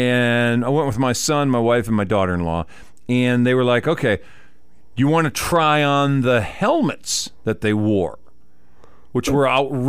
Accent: Texas, United States; we're from Texas.

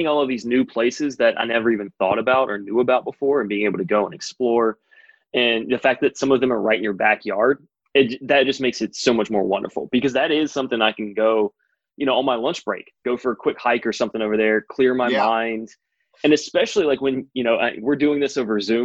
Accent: North Carolina, United States; I grew up in North Carolina

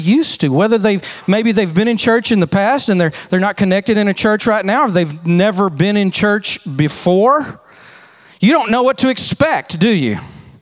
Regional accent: Texas, United States; I'm from Texas

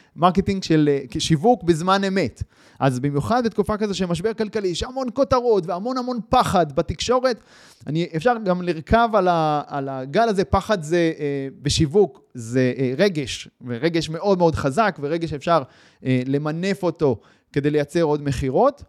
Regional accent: Israel

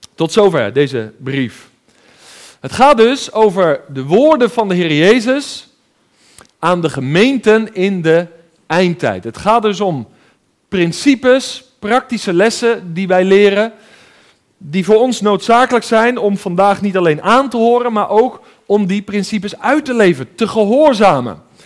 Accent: 's-Gravenzande, South Holland, Netherlands; ik ben opgegroeid in Schravenzand in het Westland, eh, een beetje tussen Den Haag en Hoek van Holland

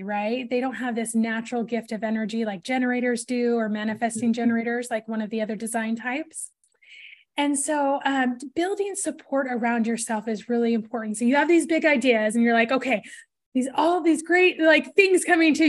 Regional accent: Portland, Oregon, United States; I grew up in Portland

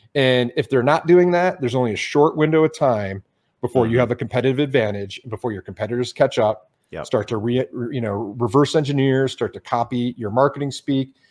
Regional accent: Detroit, Michigan, United States; moved away as an adult; I grew up in Detroit.

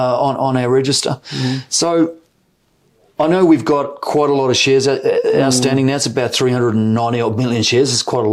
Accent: New Zealand; accent: New Zealand; With my New Zealand accent

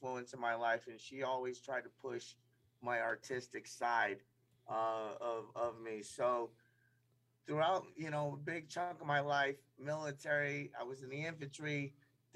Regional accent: New York, United States; also born or lived in Thailand / Brooklyn, New York / New Jersey; I was born in Thailand. I was adopted when I was about 3 and a half and moved to upstate New York. My high school days, I grew up in Brooklyn

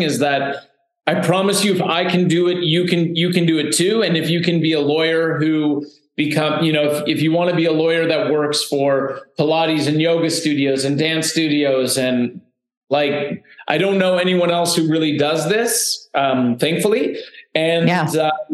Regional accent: Canada; also born or lived in Toronto; I was born in Canada

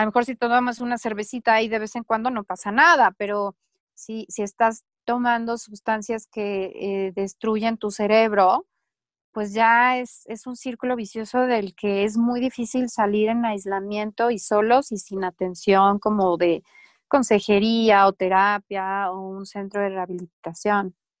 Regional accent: Mexico

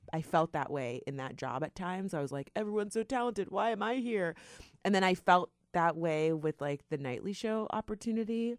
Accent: South Florida, United States; we're from South Florida

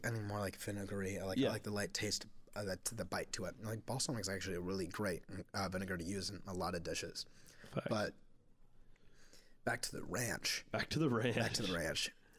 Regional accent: Cincinnati, Ohio, United States; But that's to say, I grew up in Clifton. I love the place.

